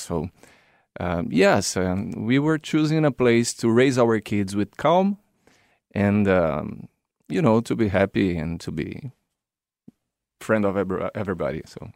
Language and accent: English; Brazil; moved away as an adult; I was living in my original country, is Brazil